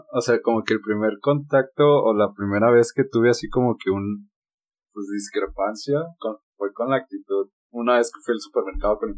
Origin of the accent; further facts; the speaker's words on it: San Luis, San Luis Potosí, Mexico; No, que somos de San Luis, de ¿a poco? No, sí, es que, ah, es que hablan muy cantado nos decían a nosotros